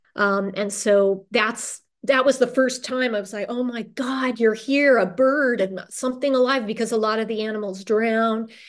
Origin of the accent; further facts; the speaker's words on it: Orange County, Southern California, United States; moved away as an adult; also born or lived in Los Angeles / Central America / New Orleans / Madison, Wisconsin; I'm from Southern California, raised in Orange County by Irish parents who immigrated in the nineteen fifties